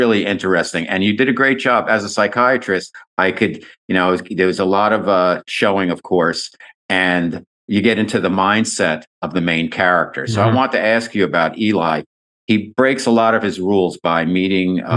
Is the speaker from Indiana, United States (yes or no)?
no; New York City, New York, United States; moved away as an adult; now in Southern California, United States; I'm a New Yorker, I lived there for 30 years